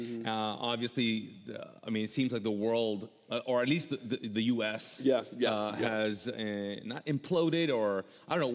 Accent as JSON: {"language": "English", "country": "Kuwait", "tie": "born or raised there", "also_born_or_lived": "Pakistan", "moved": "yes", "lives_now": "United States", "said": "I grew up in Kuwait"}